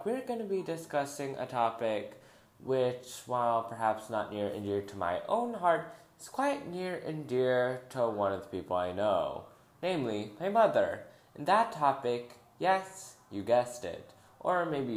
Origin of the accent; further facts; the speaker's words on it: Philippines; in my home country, the Philippines